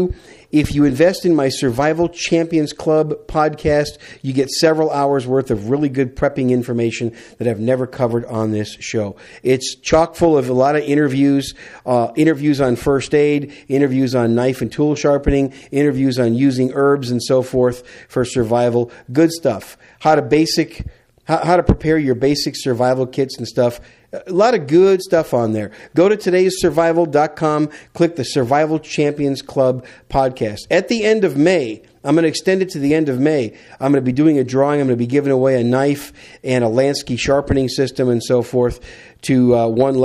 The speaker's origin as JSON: {"language": "English", "region": "Wisconsin", "country": "United States", "tie": "born or raised there", "also_born_or_lived": "New York City, New York", "moved": "as an adult", "lives_now": "Texas, United States", "said": "I call Wisconsin home, even though I was born in New York City. I was raised most of my life in America's Dairyland"}